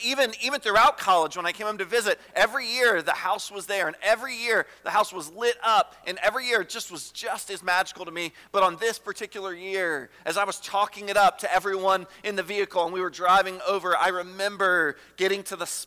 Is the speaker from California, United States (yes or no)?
no; Richmond, Virginia, United States; now in Harrisonburg, United States; I grew up in Richmond